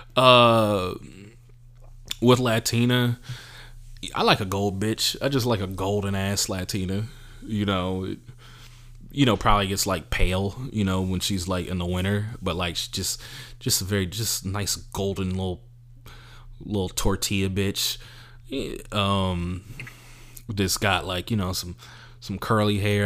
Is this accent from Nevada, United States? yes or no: no; California, United States; I'm from California. I'm from America.